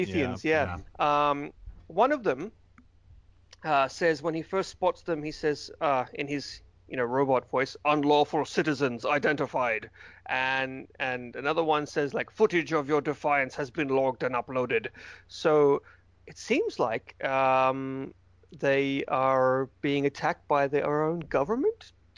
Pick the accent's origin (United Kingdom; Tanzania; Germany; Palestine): United Kingdom; Wales; I'm from Wales.